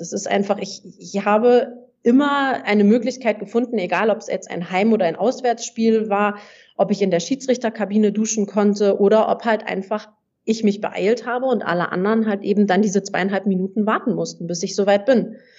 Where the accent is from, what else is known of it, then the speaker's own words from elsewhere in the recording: Hamburg, Germany; moved away as an adult; also born or lived in southern Germany; ich komme ursprünglich aus Hamburg und habe in Hamburg gespielt, habe da auch mein Abitur gemacht